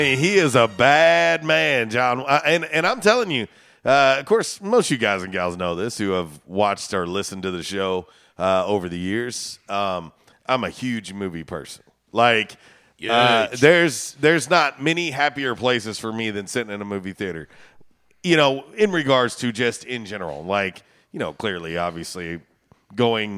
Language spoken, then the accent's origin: English; Florida, United States; moved away; I grew up in Florida